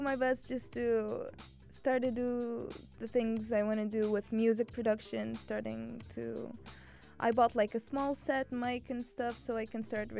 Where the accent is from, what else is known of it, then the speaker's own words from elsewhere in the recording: Cairo, Cairo Governorate, Egypt; moved away as an adult; also born or lived in Alexandria; now in United Arab Emirates; I was born in Alexandria. Alexandria. Yes. Okay. But I lived like my whole life in Cairo. Okay. But I belong to Alexandria. I belong there.